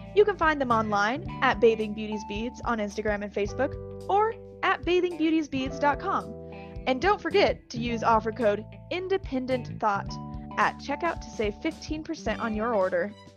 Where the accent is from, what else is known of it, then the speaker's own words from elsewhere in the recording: Oregon, United States; moved away; I'm from Oregon, um, in my home county, minimum wage was $14 an hour